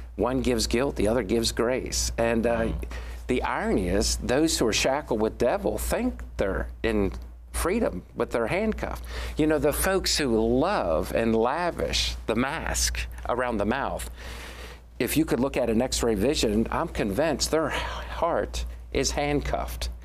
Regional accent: Washington, District of Columbia, United States; we are now sixth generation Washingtonians born on Capitol Hill. I was born on Capitol Hill

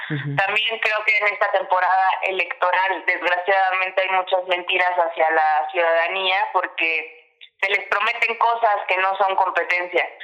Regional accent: Puebla, Mexico; como buena poblana

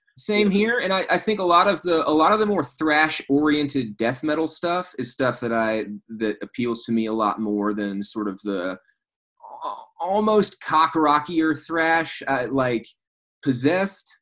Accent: South Arkansas, United States; in the town where I grew up in Arkansas

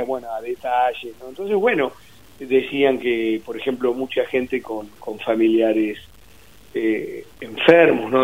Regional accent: Mar del Plata, Buenos Aires Province, Argentina; moved away; me crié en Mar del Plata, después, bueno, cuando se rompió la familia sentí como una especie de, de, destierro cuando me fui a Buenos Aires a vivir.

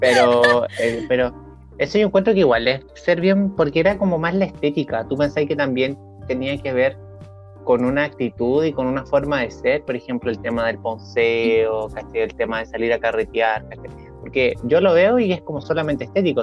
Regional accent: Chile; en nuestra historia también, como chilenos

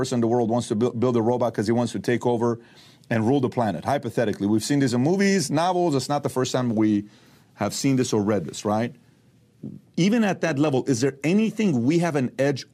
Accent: Iran; now in United States; I'm from Iran

